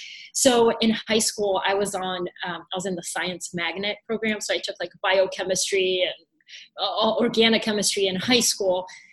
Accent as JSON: {"language": "English", "town": "Atlanta", "region": "Georgia", "country": "United States", "tie": "born or raised there", "also_born_or_lived": "Bulgaria", "said": "So very quickly, I was born in Bulgaria. And in 1999, my dad won a green card to come to the United States. So we moved, of all places, to Atlanta, Georgia."}